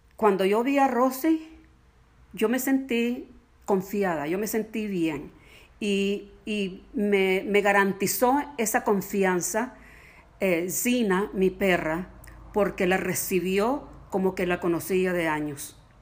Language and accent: Spanish; Nicaragua; moved away as an adult; llegamos de Nicaragua en 1979, salimos sencillamente porque la vida se hizo imposible allá